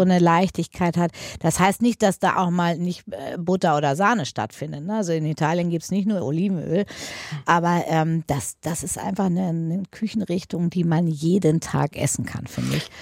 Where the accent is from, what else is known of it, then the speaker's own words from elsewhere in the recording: Paderborn, North Rhine-Westphalia, Germany; bin in äh, Paderborn auf dem äh, damals Michaelskloster zur Schule gegangen